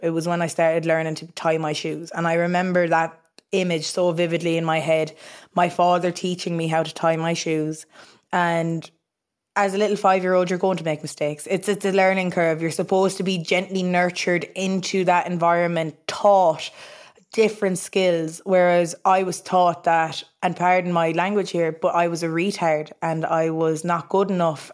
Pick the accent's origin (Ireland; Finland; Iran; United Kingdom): Ireland; Ennistymon, County Clare, Munster; we were living in Innes Diamond in County Clare, small little quaint village.